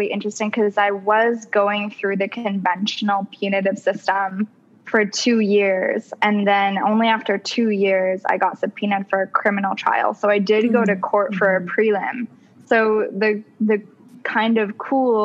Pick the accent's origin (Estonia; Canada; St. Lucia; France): Canada; I'm from Canada